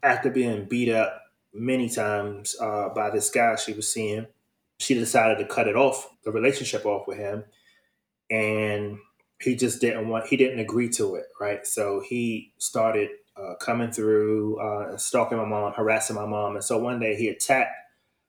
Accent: Washington, District of Columbia, United States; also born or lived in Prince George's County, Maryland; I am from Washington, D.C., and I grew up around like the late 80s, early 90s, and I stayed with my grandmother

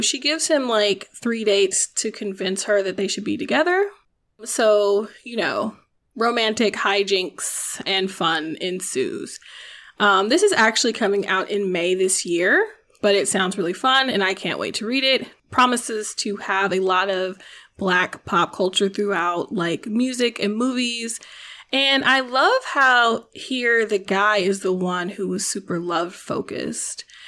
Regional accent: the South, United States; I'm from the South, but my mother did not make me go to church

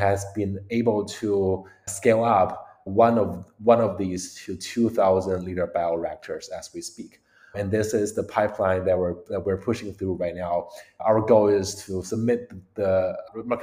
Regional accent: Beijing, China; moved away as an adult; also born or lived in United States; I grew up in China, Beijing, and actually moved to the US around 11 years ago

